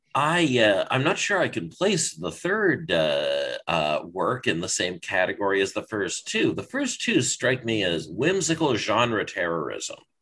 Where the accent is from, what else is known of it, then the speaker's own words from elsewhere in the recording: British Columbia, Canada; in British Columbia, I learned uh, a language that probably hundreds of thousands of British Columbians speak, but no one else does. Um, BC high school French